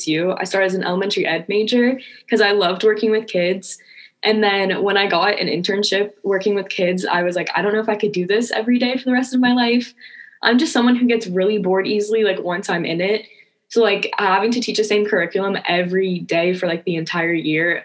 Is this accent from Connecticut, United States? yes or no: no; West Virginia, United States; moved away as an adult; now in Arizona, United States; I'm originally from West Virginia. So it's a whole new life for me out here